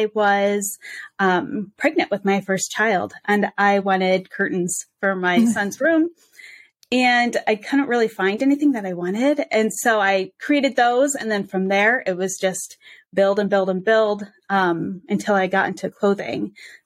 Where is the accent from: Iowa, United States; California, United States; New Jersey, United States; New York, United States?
Iowa, United States; Cedar Rapids; I am from Cedar Rapids, Iowa. So heart of the Midwest